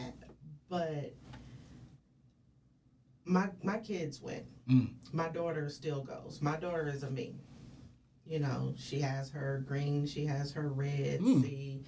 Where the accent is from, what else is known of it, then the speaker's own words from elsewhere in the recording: the Bay Area, California, United States; I am from the Bay